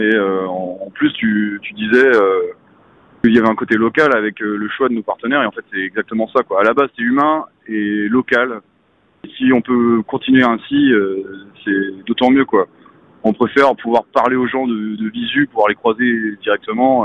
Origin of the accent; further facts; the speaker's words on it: Côtes-d'Armor, Brittany, France; je suis originaire des Côtes d'Armor, j'ai grandi pas si loin de, de Binic